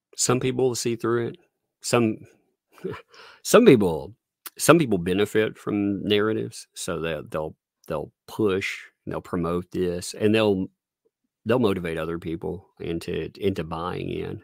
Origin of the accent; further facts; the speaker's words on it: southern USA, United States; accent: southern; I live in small town, southern USA